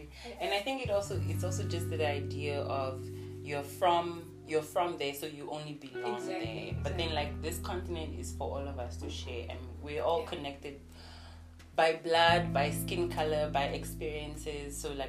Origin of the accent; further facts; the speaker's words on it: Namibia; also born or lived in Nigeria; I don't say I'm Nigerian or Namibian. I'm African. Like, oh, which area were you born? I was born in Nigeria, but I grew up here.